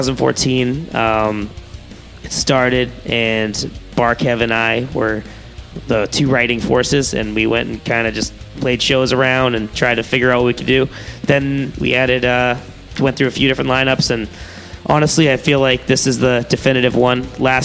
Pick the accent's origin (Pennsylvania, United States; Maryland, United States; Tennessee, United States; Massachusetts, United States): Massachusetts, United States; Ashburnham; also born or lived in Dorchester, Massachusetts; I was born in Dorchester, then I ended up in Ashburnham, so I'm actually local, too.